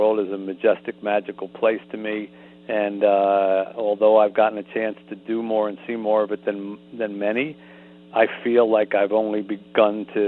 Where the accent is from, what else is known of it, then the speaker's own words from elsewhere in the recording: New Jersey, United States; I grew up in the Philadelphia suburbs in southern New Jersey